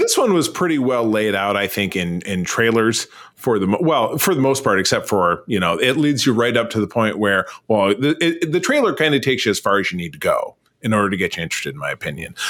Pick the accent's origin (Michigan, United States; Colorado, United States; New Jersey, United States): Michigan, United States; Detroit; Detroit, which is my hometown